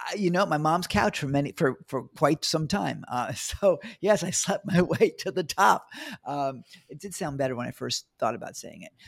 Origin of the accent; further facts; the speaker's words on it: New York, United States; also born or lived in Bangkok; now in Australia; Originally from New York.